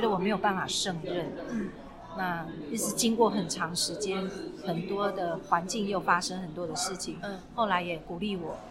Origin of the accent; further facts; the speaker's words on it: Taiwan; 你知道我们台湾人、中国人传统是，你生完怎么可以喝冷的？